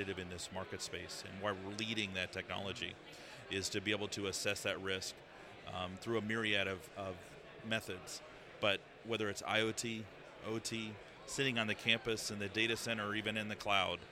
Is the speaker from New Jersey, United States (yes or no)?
no; Colorado, United States; moved away as an adult; now in London, United Kingdom; I'm from Colorado in the United States.